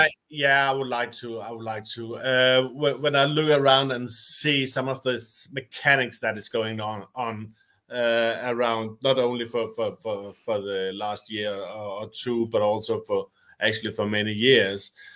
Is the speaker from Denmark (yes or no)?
yes; Denmark; I'm from Denmark.